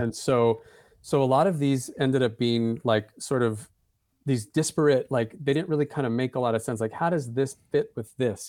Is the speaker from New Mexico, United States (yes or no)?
yes; Santa Fe, New Mexico, United States; I grew up in Santa Fe, that's my hometown.